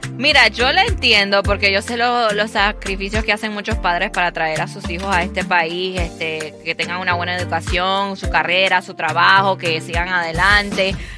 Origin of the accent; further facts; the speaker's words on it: Venezuela; moved away as an adult; now in United States; Yo soy de Venezuela